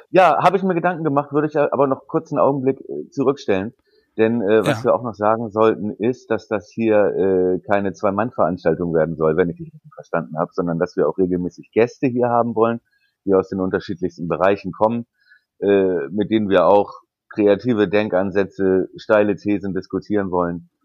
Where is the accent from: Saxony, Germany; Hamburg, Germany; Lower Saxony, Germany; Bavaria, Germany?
Hamburg, Germany; moved away as an adult; also born or lived in Bremen; ich bin in Hamburg geboren